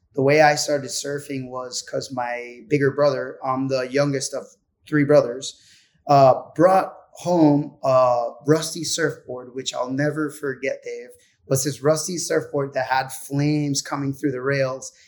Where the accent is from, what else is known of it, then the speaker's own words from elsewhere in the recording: Puerto Rico; being from Puerto Rico